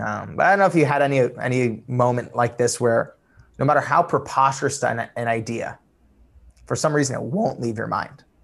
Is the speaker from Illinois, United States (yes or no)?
no; Los Angeles, California, United States; also born or lived in Iran (family); I'm from Los Angeles.